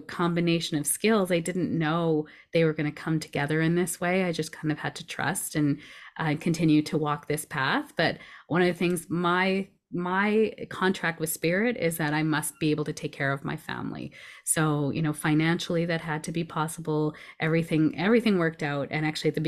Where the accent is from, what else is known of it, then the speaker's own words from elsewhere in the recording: Edmonton, Alberta, Canada; also born or lived in Toronto / Vancouver / Richmond / South Surrey; this is where I've kind of grew up most of my life. I was born in Toronto, and then we moved westward, each year until my brother was born here in Edmonton.